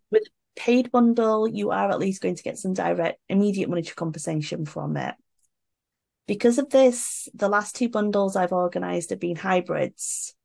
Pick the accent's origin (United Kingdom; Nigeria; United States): United Kingdom; moved away as an adult; now in South Korea; I'm British